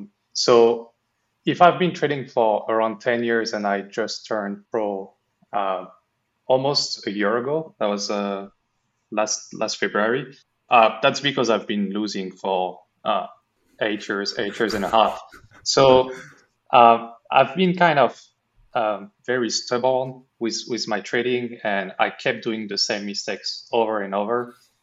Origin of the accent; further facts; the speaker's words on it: France; English is a second language; now in Bermuda; No, I'm from France. I'm currently in Bermuda. I'm kind of traveling between the US, Bermuda, and Europe.